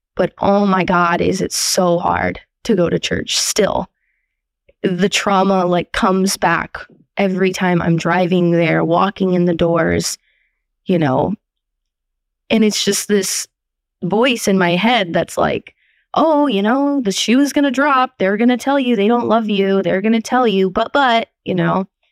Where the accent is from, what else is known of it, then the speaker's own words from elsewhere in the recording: Portland, Oregon, United States; I'm from Portland, Oregon